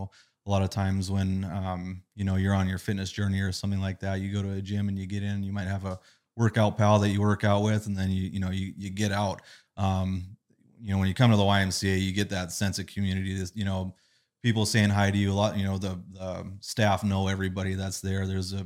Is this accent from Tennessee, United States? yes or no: no; Burlington, North Dakota, United States; I grew up in Burlington